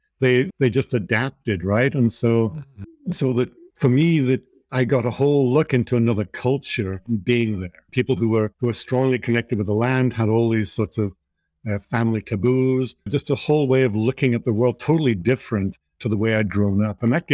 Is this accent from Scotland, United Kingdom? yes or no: no; Liverpool, North West England, United Kingdom; born there; So at an early age, I was born in Liverpool and started heading off into nature at an early age, and started rock climbing at 14.